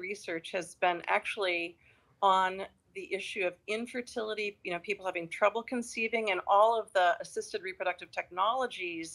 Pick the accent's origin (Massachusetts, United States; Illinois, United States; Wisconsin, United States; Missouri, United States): Wisconsin, United States; also born or lived in Michigan; now in Connecticut, United States; I grew up in the Midwest, in Wisconsin